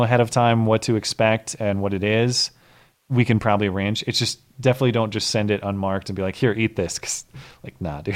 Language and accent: English; United States; I'm an American